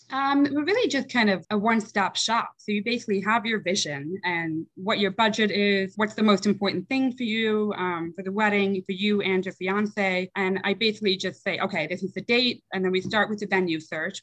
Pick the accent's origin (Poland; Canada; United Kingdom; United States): United States; Kent, Connecticut; moved away as an adult; also born or lived in Sunnyside, Queens, New York; now in New York, United States; from New York at the age of seven, we moved to Kent, Connecticut